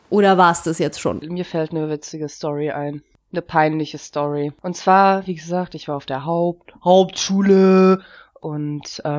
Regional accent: Germany; born there; ich bin ja nicht in Russland oder in der Ukraine aufgewachsen, ich bin in Deutschland geboren. Ich habe auch erst mit elf angefangen, Russisch zu reden

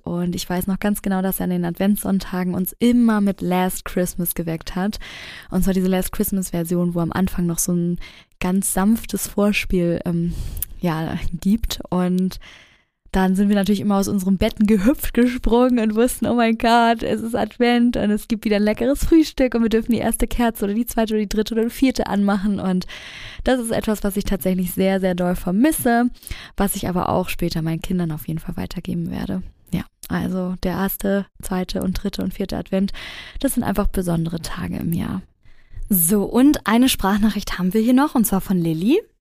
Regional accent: Hamburg, Germany; bei uns in Hamburg

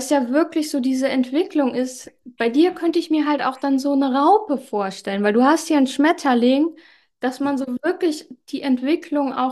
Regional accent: Germany; Ja, geboren bin ich in Deutschland, aufgewachsen in einer italienischen Großfamilie in einem 5000 Einwohner Dorf.

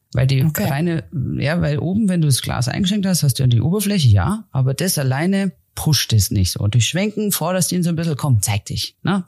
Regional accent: Germany; wie ich, die jetzt aufgewachsen ist im Alpenvorland

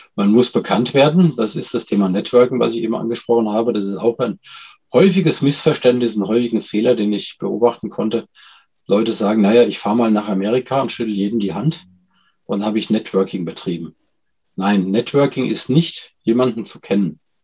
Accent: Germany; als Deutscher

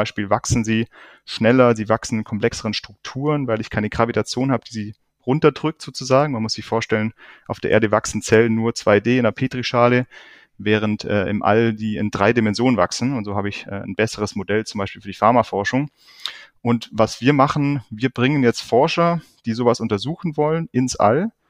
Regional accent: Lake Constance, Germany; bin ich danach wieder zurück zum Bodensee hier in meine Heimat

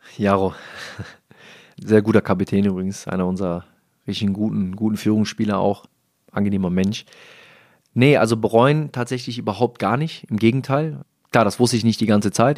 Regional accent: Rhineland, Germany; Als Rheinländer

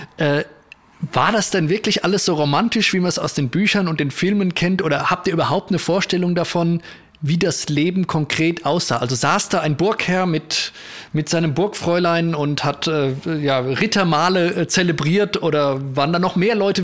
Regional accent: Spessart, Germany; bei uns im Spessart

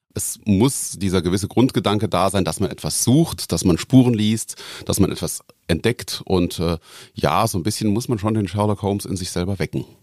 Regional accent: Koblenz, Rhineland-Palatinate, Germany; also born or lived in Bad Neuenahr; now in Ochtendung, Germany; bin geboren in Bad Neuenahr, also ein echter Rheinland-Pfälzer und bin in Koblenz zur Schule gegangen

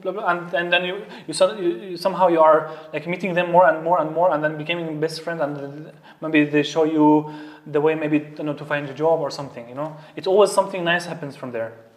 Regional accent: Syria; English is a second language; moved away as an adult; now in Austria; I am from Syria. Um, I came to Austria almost now, if I can count the years, maybe seven, seven years already

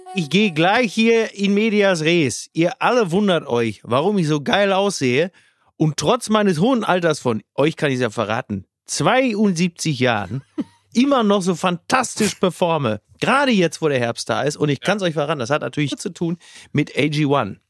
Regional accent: Castrop-Rauxel, North Rhine-Westphalia, Germany; mein Heimatdorf Henrichenburg

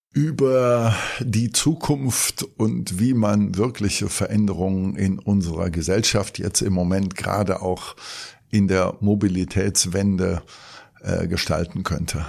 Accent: Cologne, North Rhine-Westphalia, Germany; Ich bin geborener Kölner und bin auch im Vorort von Köln aufgewachsen

